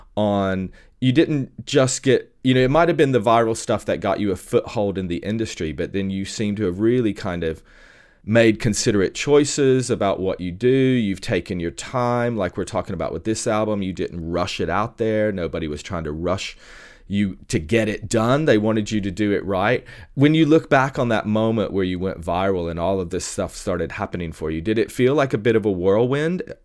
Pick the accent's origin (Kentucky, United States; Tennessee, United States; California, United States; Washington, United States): Tennessee, United States; moved away; I'm originally from Tennessee